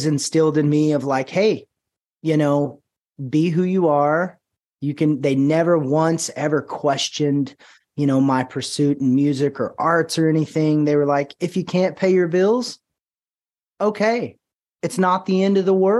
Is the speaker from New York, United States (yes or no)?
no; Paris, Texas, United States; I'm from Paris, Texas, raised here, and I still live here.